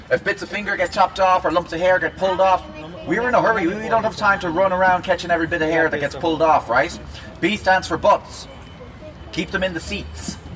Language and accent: English; Switzerland; from Switzerland.